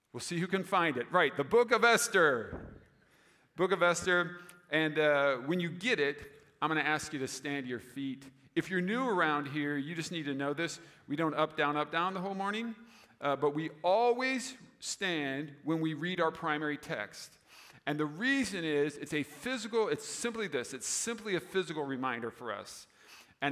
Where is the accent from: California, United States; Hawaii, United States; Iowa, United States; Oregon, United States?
Iowa, United States; Des Moines; moved away as an adult; also born or lived in Roseville, Minnesota; I grew up in Des Moines, so my father still lives there